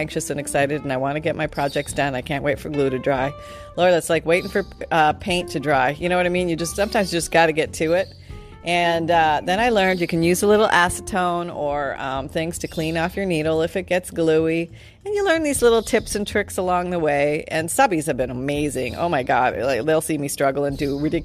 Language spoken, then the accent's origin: English; Canada; I'm from Canada